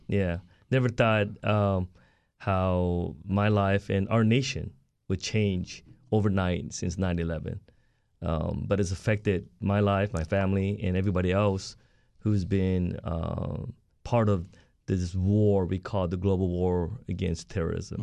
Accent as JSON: {"language": "English", "region": "Southern California", "country": "United States", "tie": "born or raised there", "also_born_or_lived": "South Korea"}